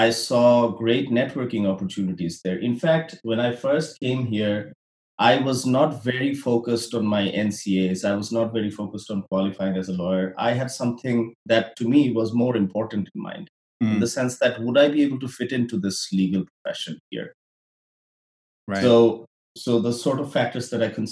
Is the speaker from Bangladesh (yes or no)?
yes; Bangladesh; moved away as an adult; now in Canada; I'm from Bangladesh